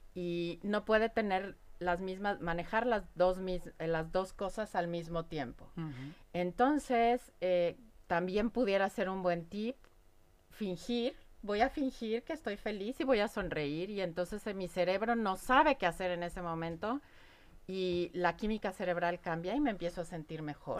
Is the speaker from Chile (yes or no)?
no; Mexico; como mexicana, y ustedes lo conocen, tenemos creencias alrededor de la muerte y la festejamos